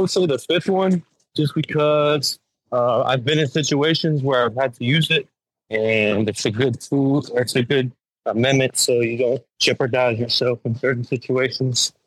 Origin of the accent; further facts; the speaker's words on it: Las Vegas, Nevada, United States; moved away; also born or lived in Chicago, Illinois; I was born and raised in Las Vegas.